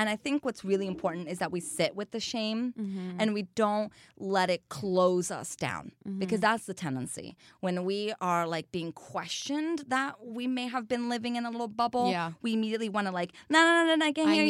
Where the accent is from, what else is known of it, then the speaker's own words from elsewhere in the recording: Brazil; English is a second language; now in United States; So I'm from Brazil, which is a country that's very sexualized in this country.